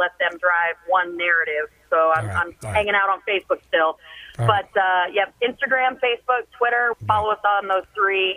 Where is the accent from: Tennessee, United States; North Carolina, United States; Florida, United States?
Florida, United States; Gainesville; my hometown at Gainesville